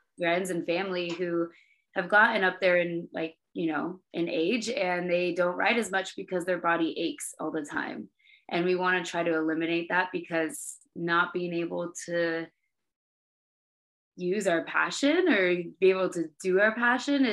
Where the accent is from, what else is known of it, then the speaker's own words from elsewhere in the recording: Oregon, United States; we're both born and raised in Oregon